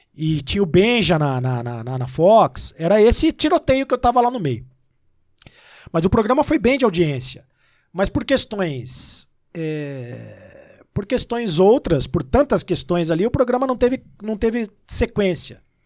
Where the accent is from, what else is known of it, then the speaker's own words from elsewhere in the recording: Itapira, São Paulo, Brazil; moved away as an adult; also born or lived in Rio de Janeiro; now in São Paulo, Brazil; Eu sou do interior de São Paulo, eu sou de Itapira. É, e eu sou paulistano. Sou paulistano é paulista, porque nasci em São Paulo e, e, e fui para Itapira com um ano e, e três meses